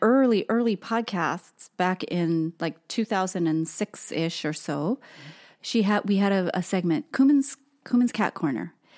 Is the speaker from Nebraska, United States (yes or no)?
no; Hawaii, United States; moved away as an adult; now in Portland, United States; Tosin and I were both born and raised in Hawaii